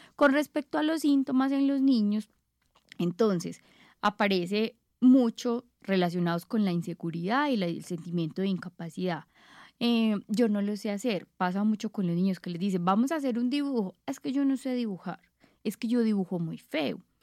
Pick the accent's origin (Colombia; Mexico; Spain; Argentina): Colombia; Paisa, Antioquia; nosotros como paisas